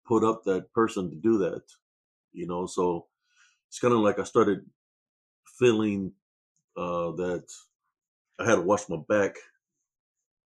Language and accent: English; Rio Grande Valley, Texas, United States; moved away as an adult; also born or lived in Germany; I was born in Renville, Texas, and February 2nd, 1969, in the Rio Grande Valley. That's where I was raised and born